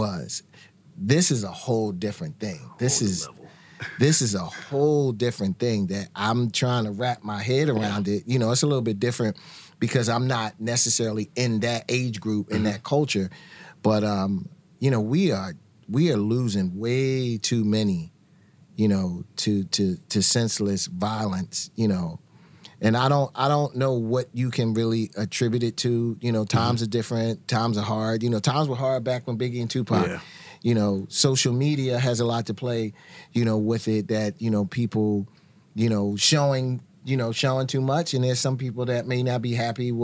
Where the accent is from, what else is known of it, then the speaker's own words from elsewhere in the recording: Philadelphia, Pennsylvania, United States; I grew up in Philadelphia